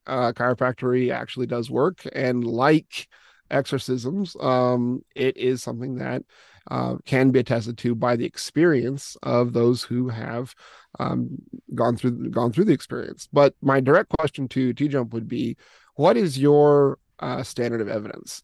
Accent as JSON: {"language": "English", "country": "United States", "tie": "born or raised there", "moved": "as an adult", "lives_now": "Russia", "said": "I was originally born and raised in the United States, but have been, uh, overseas, uh, in this particular mission field for, for quite a long time"}